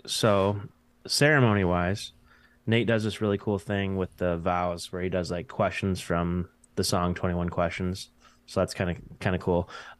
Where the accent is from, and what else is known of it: Michigan, United States